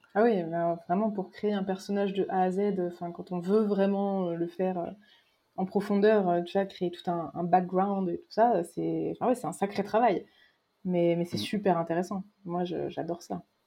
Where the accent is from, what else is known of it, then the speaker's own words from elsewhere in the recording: Berry, Centre-Val de Loire, France; j'ai grandi dans le Berry.